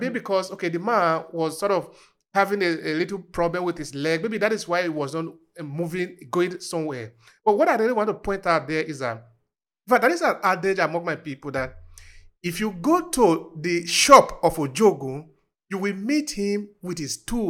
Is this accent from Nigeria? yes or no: yes; Uromi, Edo, Nigeria; when I was growing up in Uromi, which is not even too far away from Warri. Okay, I'm in Edo State